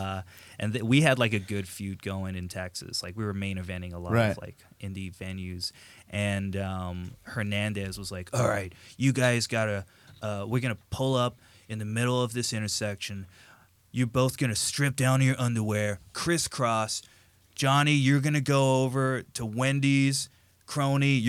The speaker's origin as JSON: {"language": "English", "region": "England", "country": "United Kingdom", "tie": "born or raised there", "moved": "yes", "said": "I grew up in England initially. I was born there."}